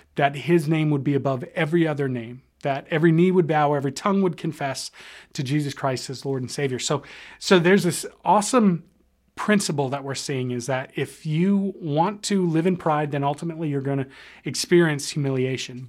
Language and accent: English; United States; we as an American culture